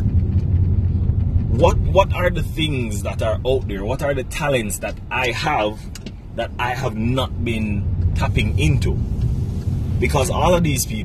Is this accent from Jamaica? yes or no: yes; Bog Walk, Saint Catherine, Jamaica; moved away as an adult; now in Kingston, Jamaica; I am originally from St. Catherine, community of Bogwalk. I grew up in a large family.